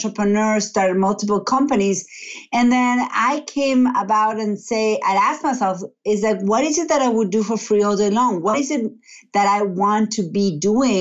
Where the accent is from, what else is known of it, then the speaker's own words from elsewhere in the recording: Argentina; moved away as an adult; now in Massachusetts, United States; I'm originally from Argentina. I've been in the U.S. for about 20 years